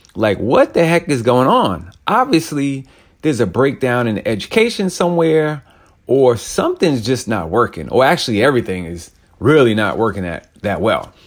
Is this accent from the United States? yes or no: yes; New York, United States; I grew up in New York